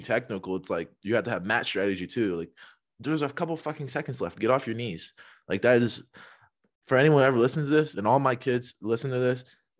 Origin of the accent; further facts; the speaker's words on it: Kentucky, United States; we're both from Kentucky